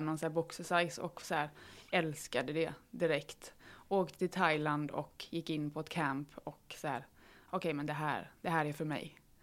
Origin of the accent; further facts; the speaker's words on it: Falkenberg, Halland County, Sweden; moved away; jag är från början, eller från allra första början hästtjej som liksom räddade myror på grusvägen hemma i Falkenberg